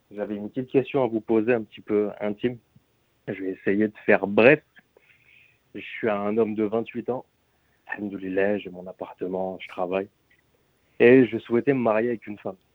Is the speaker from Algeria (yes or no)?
yes; Algeria; Donc moi, je suis algérien